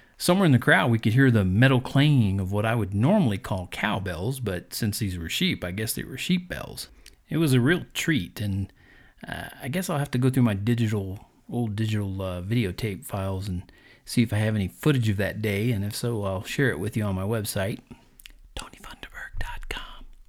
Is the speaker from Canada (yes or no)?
no; Colorado, United States; here in my home state.